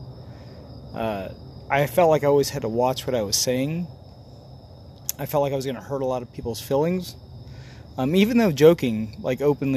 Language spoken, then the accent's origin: English; Holcomb, Kansas, United States; I grew up in Holcomb, Kansas.